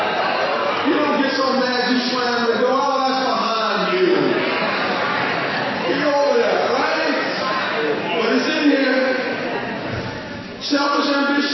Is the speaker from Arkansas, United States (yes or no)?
no; North Carolina, United States; I'm from North Carolina